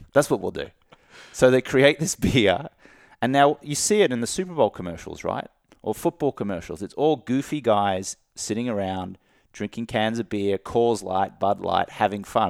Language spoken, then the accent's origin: English; Brisbane, Queensland, Australia; moved away; I grew up in Australia, like we were just, just talking about, where drinking is so part of the culture.